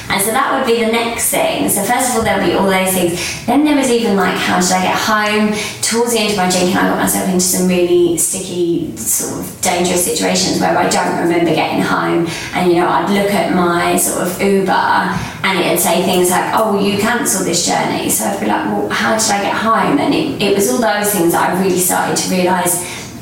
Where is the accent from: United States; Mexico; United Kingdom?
United Kingdom; Kent, South East England; I grew up uh, in Kent, and it was quite a small town, so everyone sort of knows everyone really.